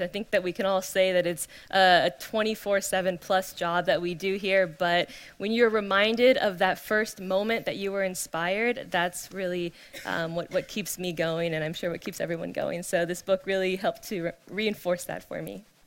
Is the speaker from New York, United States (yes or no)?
no; California, United States; born and raised in California